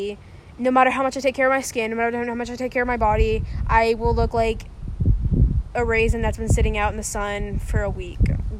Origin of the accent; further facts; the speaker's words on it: Oklahoma City, Oklahoma, United States; born there; now in Texas, United States; I was not born in Bethany. Who told me I was born in Bethany? I was born in Oklahoma City.